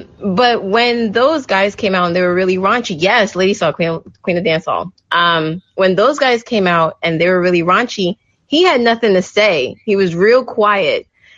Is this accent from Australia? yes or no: no; Jamaica; especially for us, we're very prideful as Jamaican, you're spitting in our face